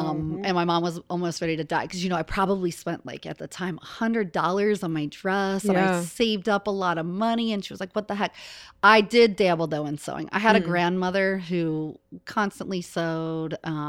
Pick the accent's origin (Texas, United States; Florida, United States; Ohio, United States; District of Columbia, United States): Ohio, United States; Cincinnati; Ran my first marathon here in Cincinnati. I'm from Cincinnati, born and raised.